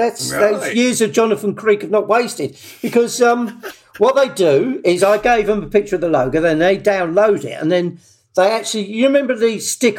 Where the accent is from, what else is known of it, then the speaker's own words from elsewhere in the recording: London, United Kingdom; accent: Cockney; I was born in Bethnal Green